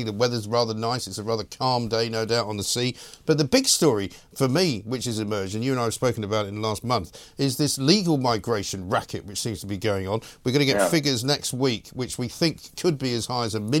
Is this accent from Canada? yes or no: no; London, United Kingdom; I was born and raised in London